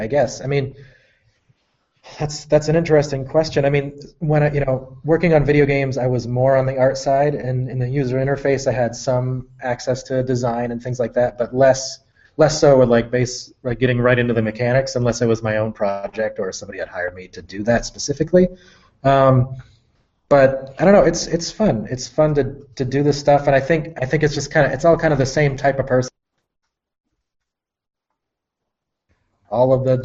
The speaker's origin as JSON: {"language": "English", "town": "Georgia", "region": "Vermont", "country": "United States", "moved": "yes", "lives_now": "Seattle, United States", "said": "I'm from Georgia, Vermont, which is like half an hour"}